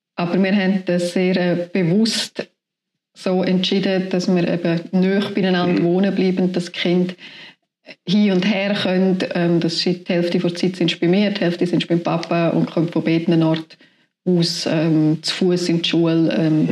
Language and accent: German; Tschappina, Graubünden, Switzerland; moved away as an adult; now in Rüeggisberg, Switzerland; ich bin in Chapina aufgewachsen